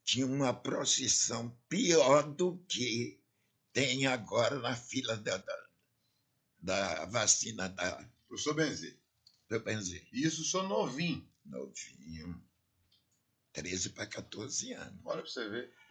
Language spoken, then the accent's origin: Portuguese; Ançã, Centro, Portugal; now in Brazil; Eu sou de Ançã.